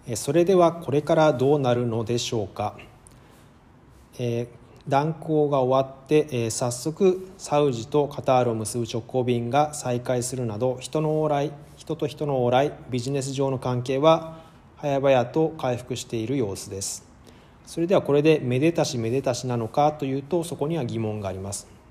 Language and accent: Japanese; Tokyo, Japan; moved away as an adult; also born or lived in Moscow, Russia / Hokkaido; now in Cairo, Egypt; 1979年東京生まれ